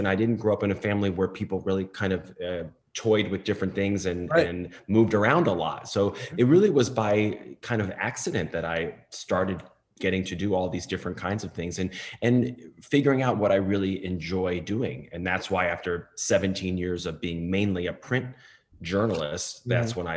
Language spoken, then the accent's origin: English; Yorktown, New York, United States; also born or lived in Durham, North Carolina; I'm from Yorktown